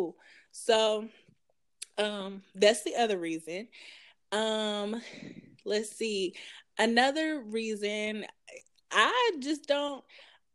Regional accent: Ripley, Tennessee, United States; also born or lived in Jackson, Tennessee; I grew up in Ripley, Tennessee, which is like super small. And then I moved to Jackson, Tennessee for my high school years

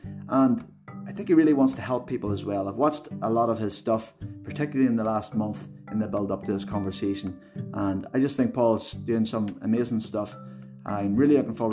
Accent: Tyrone, Northern Ireland, United Kingdom; also born or lived in Coventry; I grew up in Tyrone

